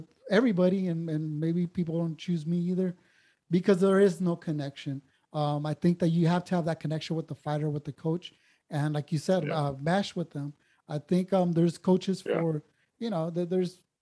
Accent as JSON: {"language": "English", "town": "San Diego", "region": "California", "country": "United States", "said": "being from San Diego"}